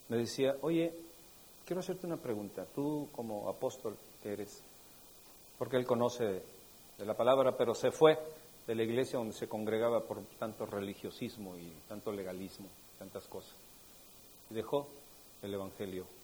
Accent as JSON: {"language": "Spanish", "region": "State of Mexico", "country": "Mexico", "said": "pues es que la verdad es que yo vengo del Estado de México. No hay ni uno del Estado de México."}